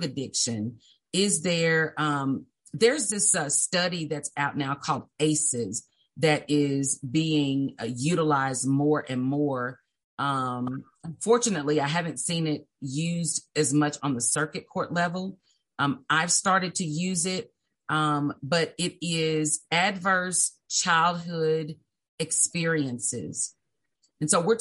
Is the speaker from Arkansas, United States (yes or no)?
yes; Little Rock, Arkansas, United States; also born or lived in Brinkley; So I'm from Little Rock. I was raised in Southwest Little Rock.